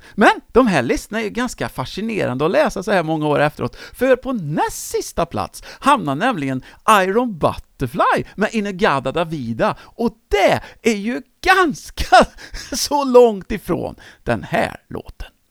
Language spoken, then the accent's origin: Swedish; Töreboda, Västra Götaland, Sweden; i min hemort Töreboda